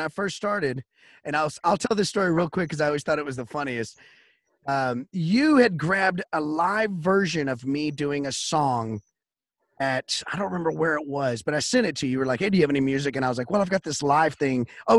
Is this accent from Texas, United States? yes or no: yes; Wichita Falls, Texas, United States; I'm from Wichita Falls, so I get the scene. It's a hop, skip away.